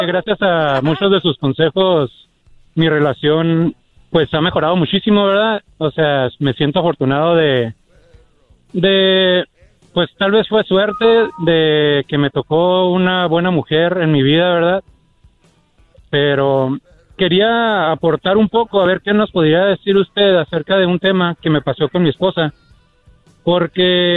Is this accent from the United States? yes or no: yes; United States; Nací en México, bueno, nací en Estados Unidos, pero de padres mexicanos